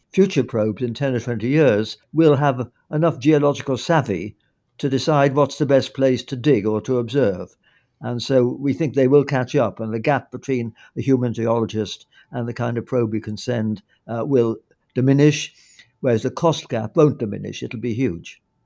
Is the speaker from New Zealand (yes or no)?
no; United Kingdom; as a Brit